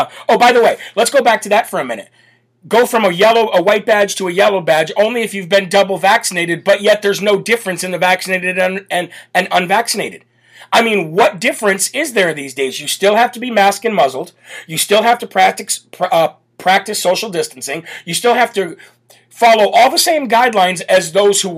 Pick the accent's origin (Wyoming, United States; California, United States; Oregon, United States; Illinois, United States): Illinois, United States; moved away; the state of Illinois, my home state. born and grew up in the state of Illinois